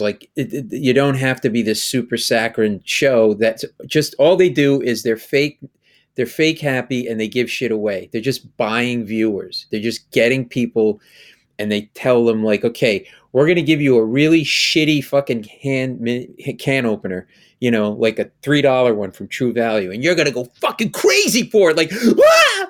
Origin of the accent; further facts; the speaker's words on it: Rhode Island, United States; growing up in Rhode Island